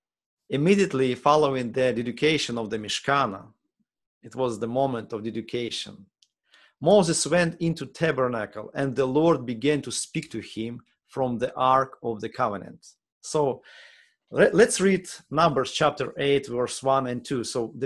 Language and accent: English; Ukraine; English is a second language; now in United States; because we came from Ukraine, it's already almost 6 years ago, gives me empathy.